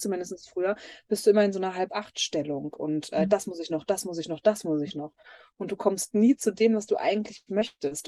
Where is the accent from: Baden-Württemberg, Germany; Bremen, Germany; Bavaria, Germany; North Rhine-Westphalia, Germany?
North Rhine-Westphalia, Germany; near Dortmund; ich komme gebürtig aus Nordrhein-Westfalen und da ist auch noch mein Elternhaus bei Dortmund.